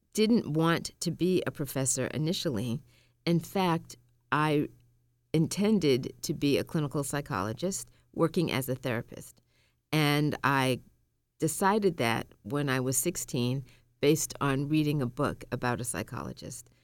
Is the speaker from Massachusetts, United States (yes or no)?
yes; Massachusetts, United States; born or raised there; also born or lived in Tallahassee, Florida